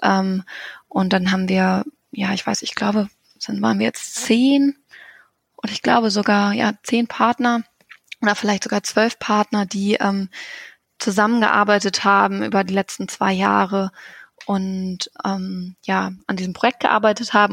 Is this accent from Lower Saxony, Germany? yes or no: yes; Hannover area, Lower Saxony, Germany; now in Göttingen, Germany; ich komme aus der Ecke Hannover, also ist jetzt nicht so weit